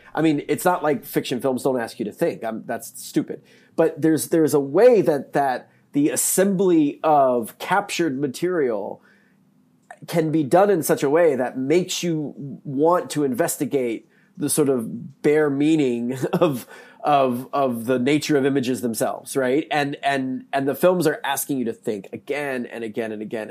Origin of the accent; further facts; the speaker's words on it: North Carolina, United States; now in Missouri, United States; I'm from North Carolina, I live in Missouri now